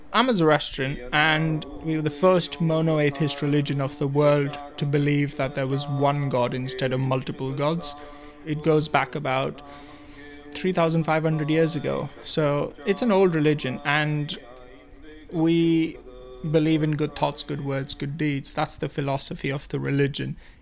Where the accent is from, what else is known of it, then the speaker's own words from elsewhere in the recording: India; moved away as an adult; also born or lived in United Kingdom; now in Worcester, United Kingdom; I'm originally from India, moved here to do my master's in automotive engineering